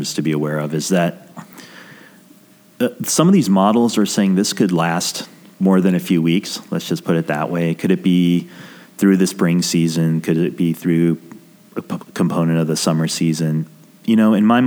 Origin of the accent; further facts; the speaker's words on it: New Mexico, United States; I grew up in New Mexico, which is quite rural